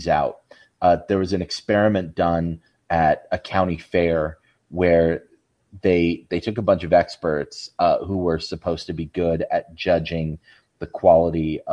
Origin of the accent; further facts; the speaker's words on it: Salt Lake City, Utah, United States; growing up in the Salt Lake area